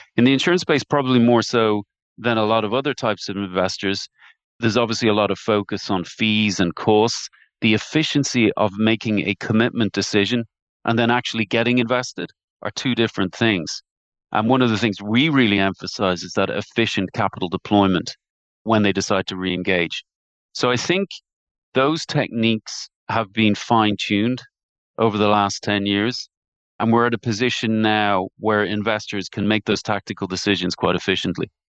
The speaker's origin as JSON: {"language": "English", "town": "Dublin", "region": "Leinster", "country": "Ireland", "tie": "born or raised there", "accent": "Irish", "said": "I grew up in, in Terranure in Dublin. I'm sure you can tell by my dulcet tones, my accent, that, uh, I'm an Irish man by birth."}